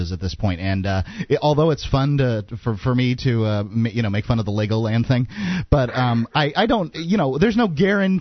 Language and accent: English; Florida, United States; I grew up in Florida with no air conditioning